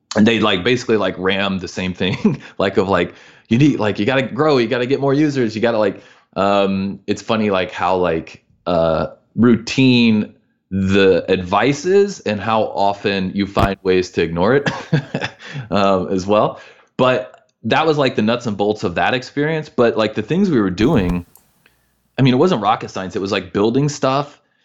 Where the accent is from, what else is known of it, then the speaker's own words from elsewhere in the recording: Midwest, United States; moved away as an adult; also born or lived in Missouri / Illinois; we're from the Midwest